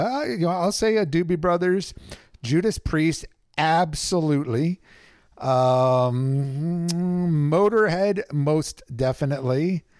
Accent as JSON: {"language": "English", "region": "Southern California", "country": "United States", "tie": "born or raised there", "moved": "as an adult", "lives_now": "Northern California, United States", "said": "I was born and raised in Southern California. I'm now living up Northern California, but down for the holidays"}